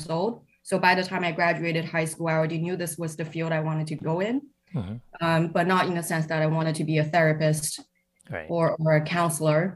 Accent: Shanghai, China; now in Cambridge, United Kingdom; I grew up in Shanghai

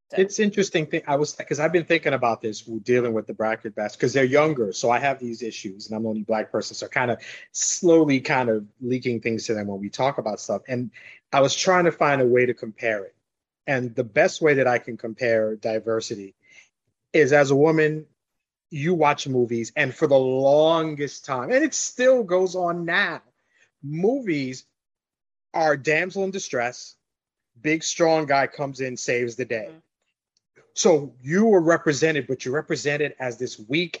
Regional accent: New York City, New York, United States; also born or lived in Long Island / New Jersey; now in Florida, United States; I grew up in New York went to high school in Long Island

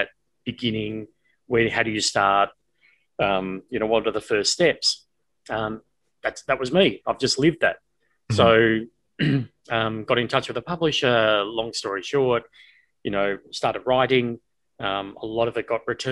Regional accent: Australia; moved away as an adult; also born or lived in United States; coming from Australia at the time, not having a pay TV service where I had five channels

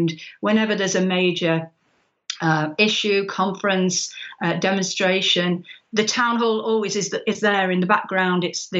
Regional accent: near Manchester, North West England, United Kingdom; Well, I was born very close to Manchester and was brought up by a father who was very, very proud of being a Mancunian.

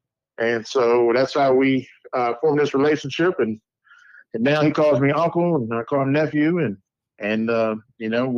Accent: Fairmont, West Virginia, United States; also born or lived in Morgantown, West Virginia; I was born in Fairmont, West Virginia.

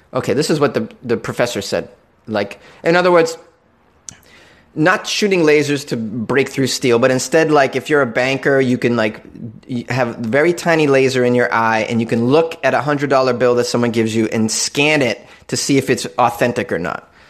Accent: Massachusetts, United States; a fellow masshole.

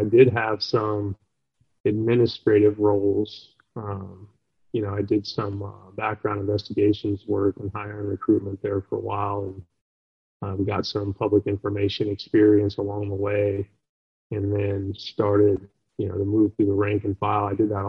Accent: Los Angeles, California, United States; also born or lived in Durango, Colorado; And I'm originally from Los Angeles. I was born in the Los Angeles area and moved around a bit, and then I was a deputy sheriff out in Colorado, in Durango, Colorado, for about 4.5 years, and before coming out to the Midwest.

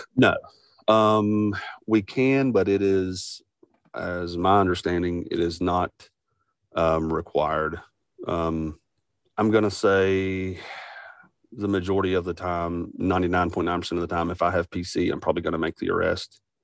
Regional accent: West Virginia, United States; I'm from Best Virginia

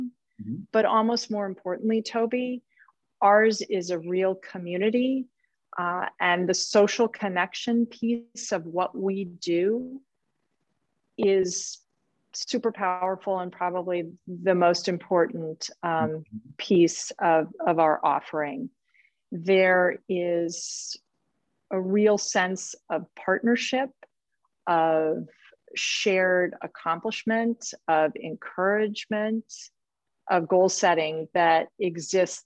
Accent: Chicago, Illinois, United States; I grew up in Chicago, outside of Chicago

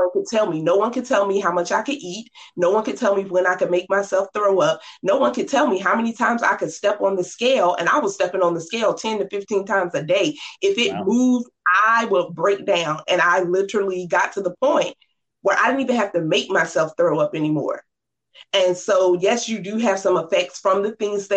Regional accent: Norfolk, Virginia, United States; I grew up in Norfolk, Virginia, 757

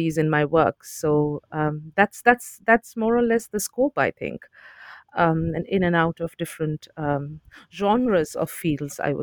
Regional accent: Kolkata, West Bengal, India; moved away as an adult; also born or lived in Delhi, India; I was born and brought up in India, in Calcutta, in eastern India

